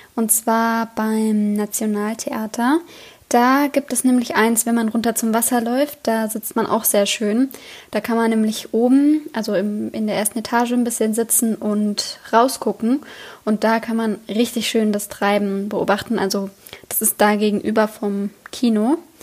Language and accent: German; Germany; moved away; also born or lived in Oslo; als Deutscher